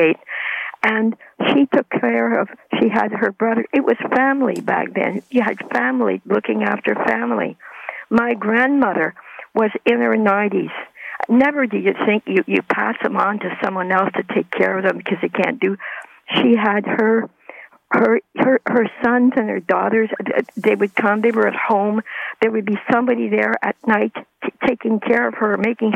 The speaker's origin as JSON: {"language": "English", "region": "Ontario", "country": "Canada", "tie": "born or raised there", "said": "I was raised in Ontario"}